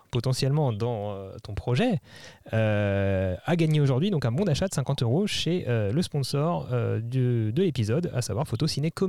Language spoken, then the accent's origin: French; Troyes, Grand Est, France; je viens de l'Aube, de Troyes.